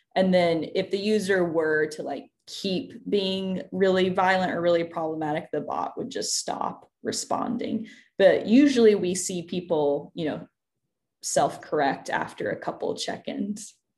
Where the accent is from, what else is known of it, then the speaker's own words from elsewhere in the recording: Tennessee, United States; I grew up in Tennessee